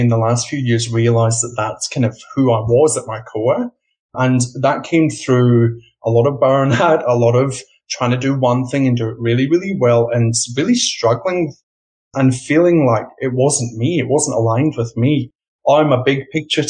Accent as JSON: {"language": "English", "region": "Scotland", "country": "United Kingdom", "tie": "born or raised there", "also_born_or_lived": "London, United Kingdom", "moved": "as an adult", "lives_now": "Australia", "said": "I grew up in Scotland and I worked in the UK"}